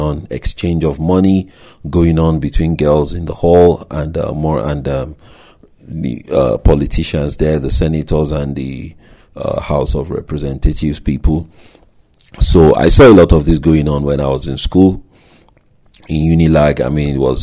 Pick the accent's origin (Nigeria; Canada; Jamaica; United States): Nigeria; moved away; my home country, Nigeria